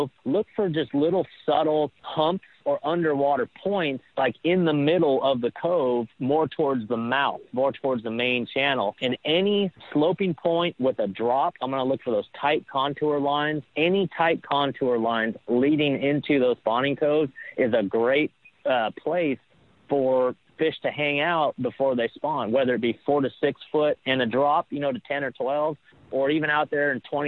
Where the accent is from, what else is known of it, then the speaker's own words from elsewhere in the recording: California, United States; moved away; I grew up in California